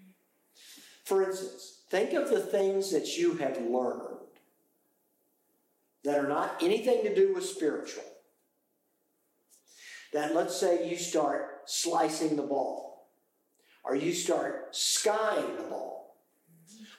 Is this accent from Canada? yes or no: no; United Kingdom; I am British.